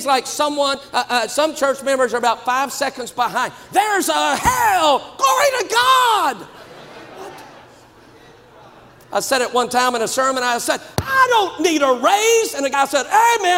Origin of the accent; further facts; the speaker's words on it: Baton Rouge, Louisiana, United States; I'm from Baton Rouge, Louisiana